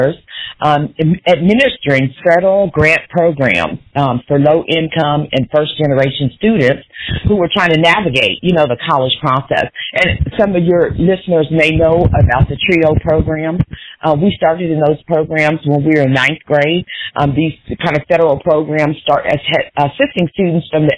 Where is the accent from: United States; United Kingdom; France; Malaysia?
United States; Kansas; moved away; also born or lived in Oklahoma; a hometown girl, you know, I'm from Kansas